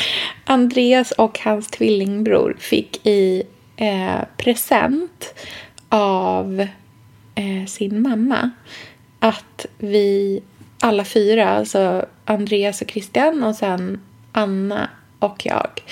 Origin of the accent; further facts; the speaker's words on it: Sweden; jag är svensk